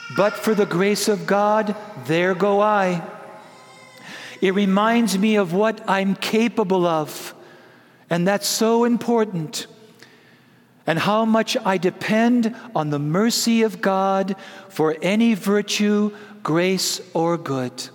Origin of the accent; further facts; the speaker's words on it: Prescott, Wisconsin, United States; When I was a little boy, growing up in Prescott, Wisconsin, the land flowing with milk and butter.